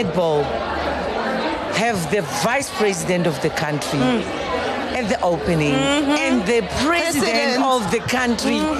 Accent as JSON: {"language": "English", "region": "Limpopo", "country": "South Africa", "said": "I'm from Limpopo. Tsonga is one of the languages that is spoken there."}